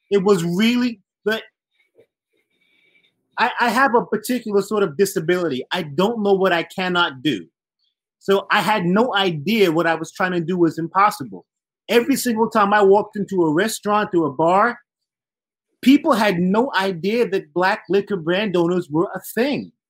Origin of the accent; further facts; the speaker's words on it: Barbados; I'm from Barbados.